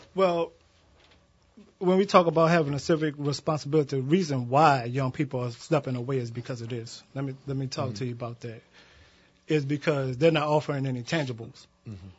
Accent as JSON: {"language": "English", "town": "Kenner", "region": "Louisiana", "country": "United States", "said": "I am from, I hail from Kenner, Louisiana"}